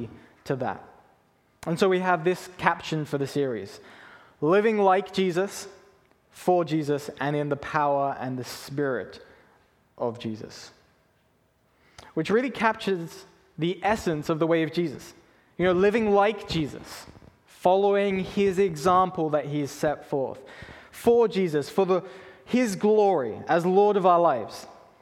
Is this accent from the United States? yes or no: no; England, United Kingdom; now in Canada; When I was younger, I grew up in England